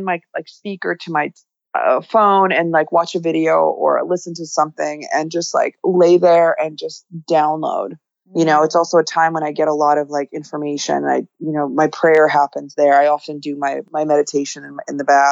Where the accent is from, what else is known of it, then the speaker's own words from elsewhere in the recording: New York City, New York, United States; I grew up in New York City